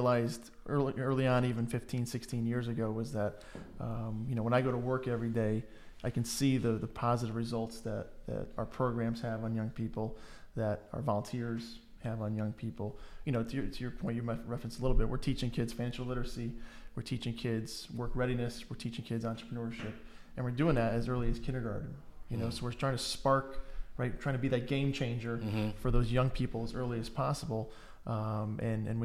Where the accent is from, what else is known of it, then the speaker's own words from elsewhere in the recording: Connecticut, United States; born and raised in Connecticut. So lived here all my life